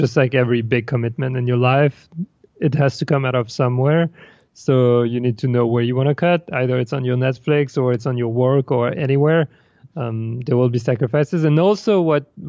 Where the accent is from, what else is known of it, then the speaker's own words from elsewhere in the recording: France; moved away as an adult; also born or lived in Paris; now in New York, United States; I come from France and was raised and like kind of formatted to either become an engineer